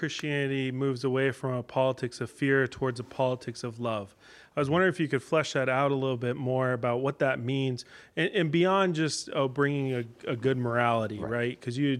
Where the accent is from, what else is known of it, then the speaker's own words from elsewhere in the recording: Bowie, Maryland, United States; I'm from Bowie, Maryland.